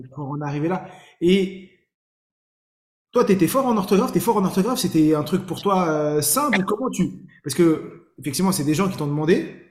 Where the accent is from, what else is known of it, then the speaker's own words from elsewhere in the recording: Saint-Ouen, Île-de-France, France; j'ai grandi à Saint-Ouen dans le 93, j'ai tout fait à Saint-Ouen.